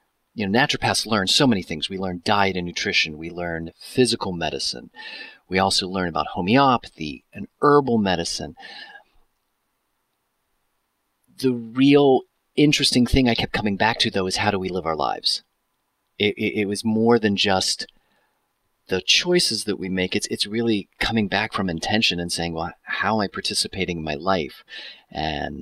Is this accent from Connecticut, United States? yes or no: no; Pittsburgh, Pennsylvania, United States; moved away as an adult; now in Seattle, United States; growing up in Pittsburgh